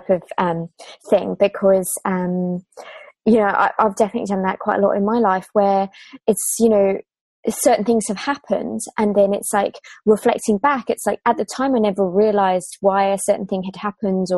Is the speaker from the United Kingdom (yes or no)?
yes; England, United Kingdom; now in Australia; I'm from England